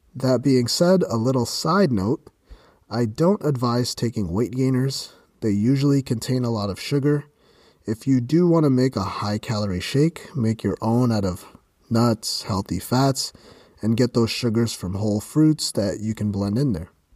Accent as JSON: {"language": "English", "country": "Canada", "said": "I'm from Canada"}